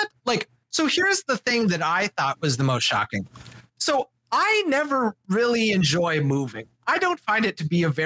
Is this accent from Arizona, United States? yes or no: no; Wisconsin, United States; moved away as an adult; now in Orlando, United States; I didn't have any major connections to my home state of Wisconsin